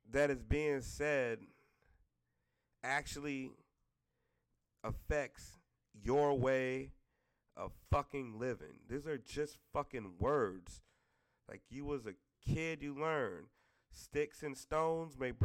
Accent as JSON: {"language": "English", "region": "the South", "country": "United States", "said": "I'm from the South"}